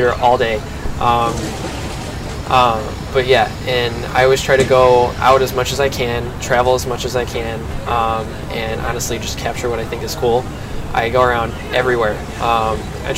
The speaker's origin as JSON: {"language": "English", "town": "Cary", "region": "Illinois", "country": "United States", "tie": "born or raised there", "also_born_or_lived": "Lake in the Hills, Illinois"}